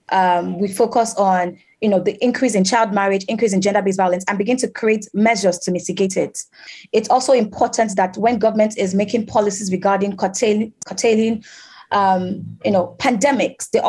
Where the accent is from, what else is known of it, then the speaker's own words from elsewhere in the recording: Cali, Valle del Cauca, Colombia; German is a second language; ich komme aus Kalikolumbien. Ich bin in einem kleinen Dorf aufgewachsen, wo die Kinder und Jugendlichen kaum Zugang zu guter Bildung und beruflichen Möglichkeiten haben.